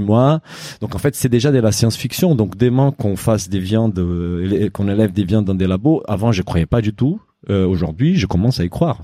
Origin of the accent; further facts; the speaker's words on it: Brazil; moved away; je suis brésilien